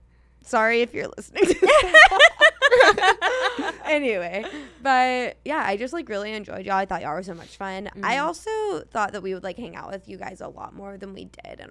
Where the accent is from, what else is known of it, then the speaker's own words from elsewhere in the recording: Elon, North Carolina, United States; I'm from Elon.